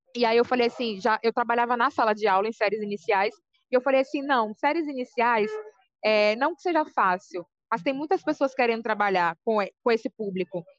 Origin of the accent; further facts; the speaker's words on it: Salvador, Bahia, Brazil; now in São Paulo, Brazil; Eu sou de Salvador, Bahia, mas moro aqui em São Paulo.